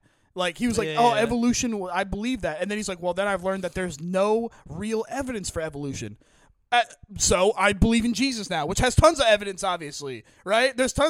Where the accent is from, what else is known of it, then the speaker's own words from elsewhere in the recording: New Jersey, United States; And I'm from South Jersey.